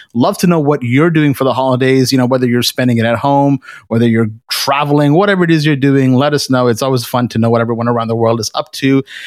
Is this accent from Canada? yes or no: yes; Canada; we're Canadian